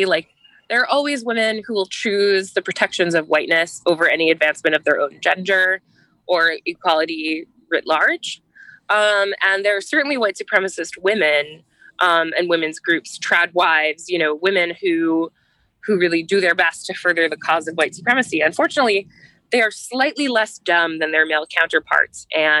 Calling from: United Kingdom; Yeah, so I'm calling from the British countryside.

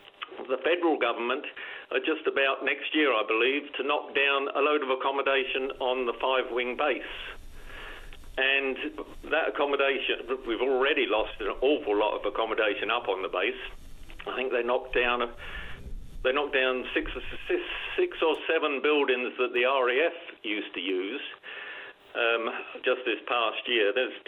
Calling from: Happy Valley-Goose Bay, Newfoundland and Labrador, Canada; I'm calling from Goose Bay.

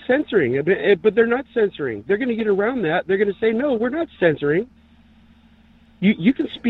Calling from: San Diego, California, United States; … in San Diego.

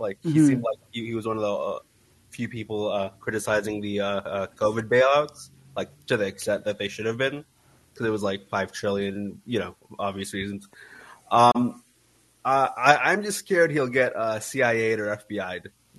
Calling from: San Diego, California, United States; I'm calling from San Diego.

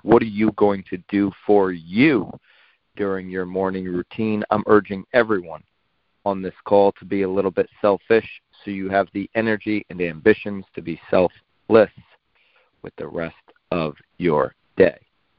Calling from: Naples, Florida, United States; I am calling in from Naples, Florida.

